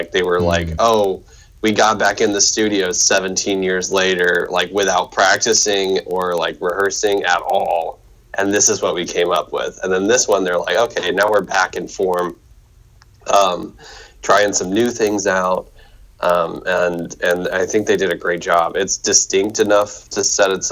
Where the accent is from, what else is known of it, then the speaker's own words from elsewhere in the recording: United States; we're two English speaking men